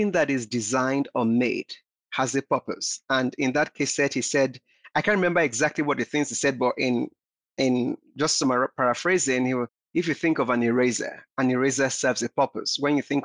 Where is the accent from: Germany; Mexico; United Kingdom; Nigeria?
Nigeria; I grew up in Nigeria